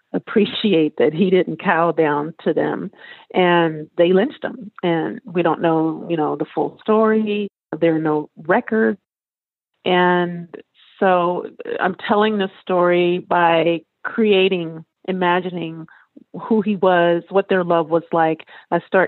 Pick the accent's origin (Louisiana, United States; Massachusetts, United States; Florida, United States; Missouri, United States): Louisiana, United States; now in California, United States; I'm from Louisiana